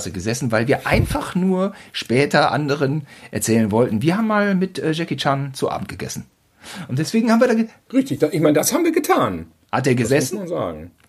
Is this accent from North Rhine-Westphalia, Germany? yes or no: yes; Cologne, North Rhine-Westphalia, Germany; Da, da muss ich jetzt mal hier als Kölner äh, mal den Unterschied.